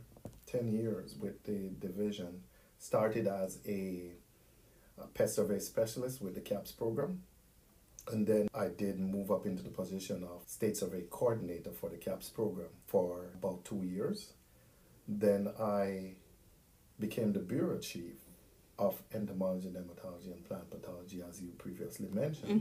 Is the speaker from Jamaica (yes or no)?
yes; Jamaica; moved away as an adult; also born or lived in Missouri / Florida; now in United States; growing up in Jamaica from when I was younger, I went to the farm with my grandfather. I grew up with my grandparents back home